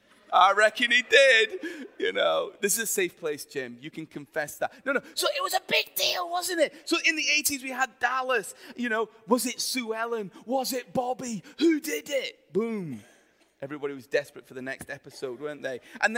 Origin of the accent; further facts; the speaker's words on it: Himalayas, India; moved away; I lived in India for many years and I grew up in the Himalayas.